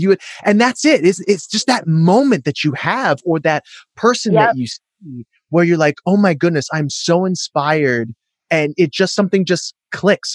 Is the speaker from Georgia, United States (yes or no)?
yes; Atlanta, Georgia, United States; moved away; I grew up partially in Atlanta